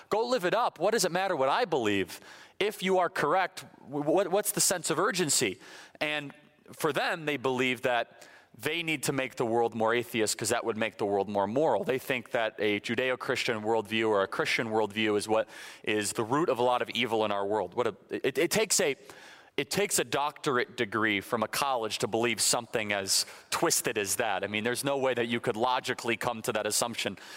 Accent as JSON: {"language": "English", "region": "Illinois", "country": "United States", "tie": "born or raised there", "moved": "yes", "said": "I'm originally from Illinois, born and raised."}